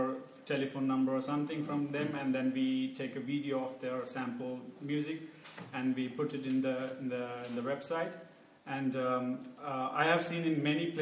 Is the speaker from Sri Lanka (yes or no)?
yes; Sri Lanka; moved away as an adult; now in Berlin, Germany; I'm from Sri Lanka, and I'm doing my master's in electrical engineering